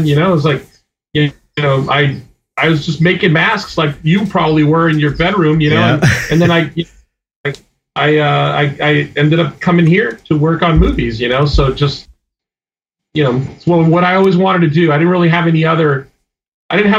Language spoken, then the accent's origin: English; Florida, United States; moved away as an adult; also born or lived in Cuba; now in Los Angeles, United States; I moved to LA from Florida in 1985